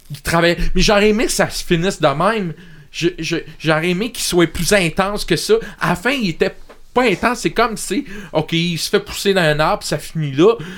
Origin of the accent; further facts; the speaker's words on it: Montreal, Quebec, Canada; je viens de Montréal